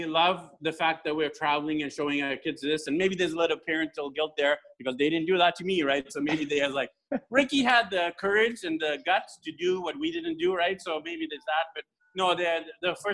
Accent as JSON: {"language": "English", "town": "Vancouver", "region": "British Columbia", "country": "Canada", "tie": "born or raised there", "moved": "as an adult", "lives_now": "Philippines", "said": "So, I'm from Vancouver, BC, Canada. Born and raised there"}